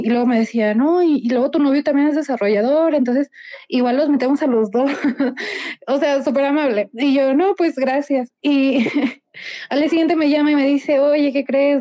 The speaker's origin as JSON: {"language": "Spanish", "country": "Mexico", "said": "soy mexicana"}